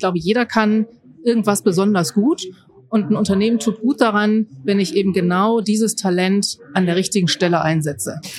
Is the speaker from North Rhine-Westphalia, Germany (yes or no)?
yes; Mönchengladbach, North Rhine-Westphalia, Germany; Ich komme aus Mönchengladbach. Das ist im Rheinland bei Düsseldorf.